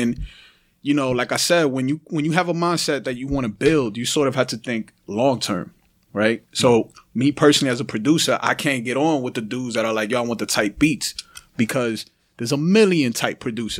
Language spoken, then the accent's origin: English; New York City, New York, United States; I'm from the Bronx and Uptown, Washington Heights, Dykeman, all that area, right? Harlem, all of that.